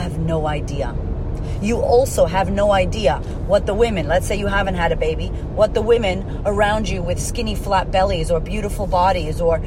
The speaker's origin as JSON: {"language": "English", "country": "United States", "also_born_or_lived": "Puerto Rico", "said": "I am Puerto Rican, that I am from America"}